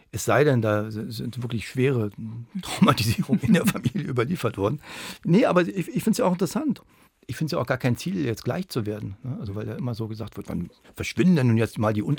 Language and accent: German; East Germany, Germany; Grunde sind wir ja alle Ostdeutsche geworden, nachdem die DDR verschwunden war.